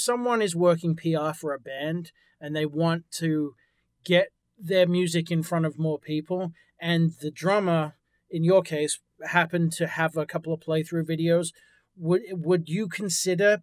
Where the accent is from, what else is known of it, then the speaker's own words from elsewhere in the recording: England, United Kingdom; moved away; I'm originally from England.